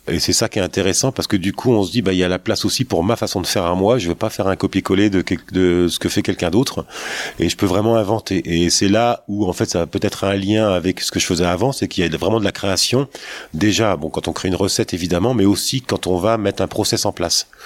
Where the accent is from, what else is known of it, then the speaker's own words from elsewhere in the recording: Nevers, Bourgogne-Franche-Comté, France; also born or lived in Paris; Tu quittes Paris pour euh, venir t'installer à Nevers, d'où tu es originaire d'ailleurs.